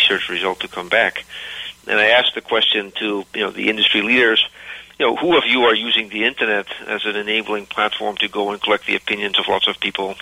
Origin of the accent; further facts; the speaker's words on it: Philadelphia, Pennsylvania, United States; moved away as an adult; also born or lived in Cleveland, United States / Netherlands / New York State, United States / Germany; now in Seattle, United States; born in Cleveland and raised partly in Philadelphia